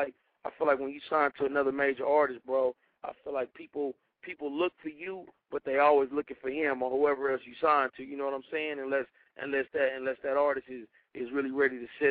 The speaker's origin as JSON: {"language": "English", "town": "Carson", "region": "California", "country": "United States", "tie": "born or raised there", "said": "I'm from the West Coast, man. Carson, California, baby"}